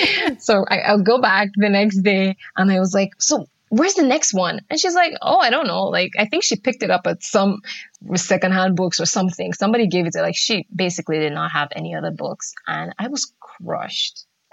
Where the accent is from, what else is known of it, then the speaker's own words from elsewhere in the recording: Nigeria; because I grew up in Nigeria. We had books, but they weren't particularly exciting.